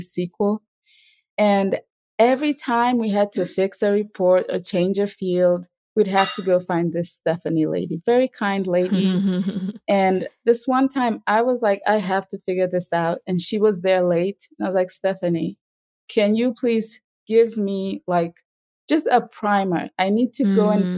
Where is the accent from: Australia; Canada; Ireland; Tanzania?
Tanzania; moved away as an adult; I grew up in Tanzania